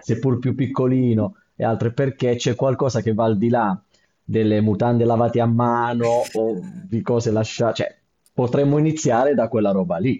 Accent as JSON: {"language": "Italian", "town": "Bari", "region": "Apulia", "country": "Italy", "tie": "born or raised there", "said": "sono originario di Bari"}